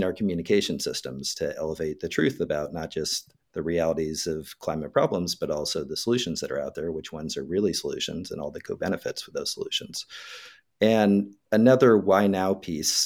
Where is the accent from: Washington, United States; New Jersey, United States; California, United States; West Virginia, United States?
California, United States; Northern; the small farm where I grew up in Northern California